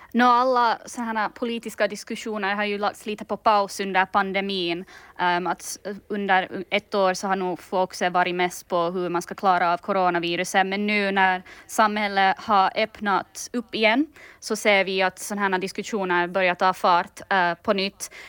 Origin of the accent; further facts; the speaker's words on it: Finland; now in London, United Kingdom; jag är ju finländare